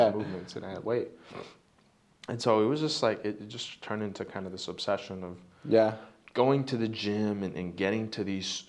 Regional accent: Greenfield, United States; I'm over here in Greenfield

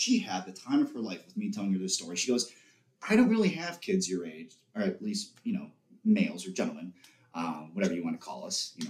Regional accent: Chicago, Illinois, United States; moved away as an adult; also born or lived in Skokie, Illinois; now in Columbia, United States; I was born and raised in the United States in Chicago. But I've been multiple times. I hold a Spanish passport

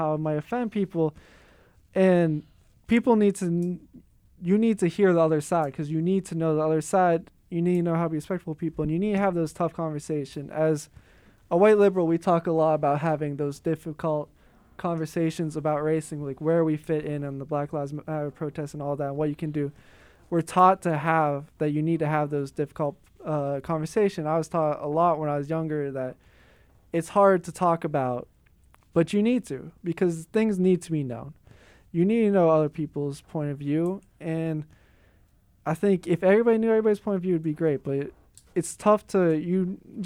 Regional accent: Pennsylvania, United States; now in Milwaukee, United States; we're from Pennsylvania

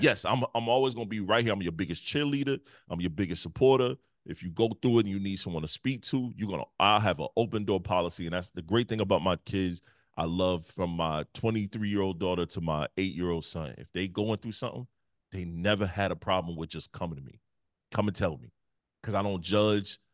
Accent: Detroit, Michigan, United States; moved away; also born or lived in South Carolina; I moved from the Midwest. I'm from Detroit. And move all the way to the South Carolina.

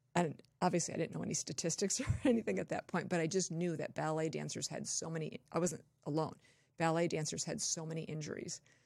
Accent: Torrance, California, United States; moved away; also born or lived in Wisconsin / Colorado; I was born and raised in Southern California.

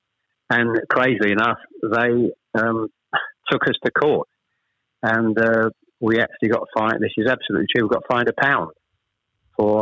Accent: Chelmsford, East of England, United Kingdom; also born or lived in Ashton-under-Lyne / Manchester; We actually moved south from Manchester. I was born in Ashton-under-Lyne. We actually moved south to Chelmsford when I was probably, I was the eldest of three, when I was probably about 7 or 8

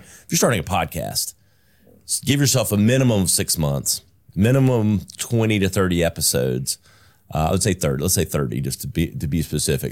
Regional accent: Greenville, South Carolina, United States; I was born and raised in South Carolina. I'm a South, native South Carolinian, uh, native Greenvillian

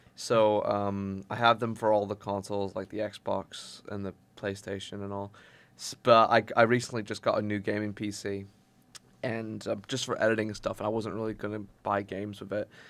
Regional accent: Portugal; moved away; I was originally from Portugal

